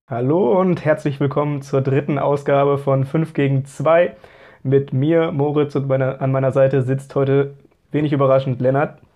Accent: Hamburg, Germany; als Hamburger

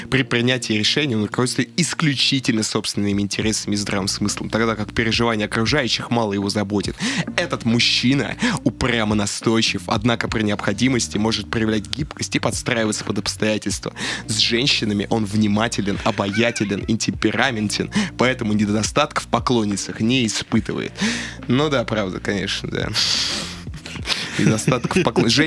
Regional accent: Buryatia, Russia; Ну, я понимаю, я бурят, конь мое тотемное животное

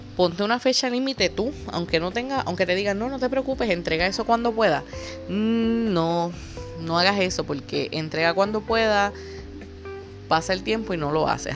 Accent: Puerto Rico; Puerto Rico, que es de donde yo soy

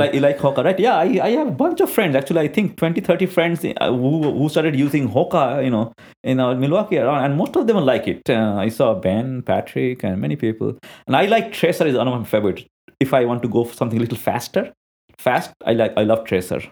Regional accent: India; I'm an Indian national.

